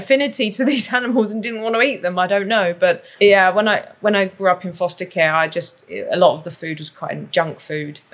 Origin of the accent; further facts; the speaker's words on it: London, United Kingdom; accent: London; moved away as an adult; also born or lived in Canada; now in Whistler, Canada; I grew up in Southeast London in an area that I guess you might refer to as a ghetto. So, and my accent is still very London